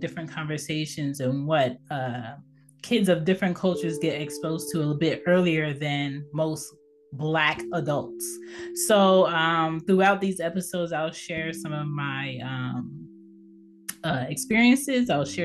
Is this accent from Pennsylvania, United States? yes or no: yes; Philadelphia, Pennsylvania, United States; I was born in Philadelphia, PA, on the East Coast.